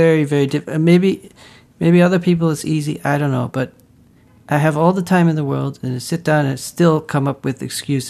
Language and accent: English; Netherlands; moved away; growing up in the Netherlands